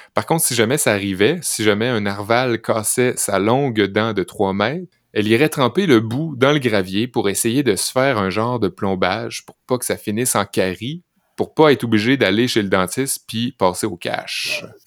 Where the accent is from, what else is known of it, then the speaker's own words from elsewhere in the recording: Saint-Fé, Quebec, Canada; Quand j'étais jeune à Saint-Fé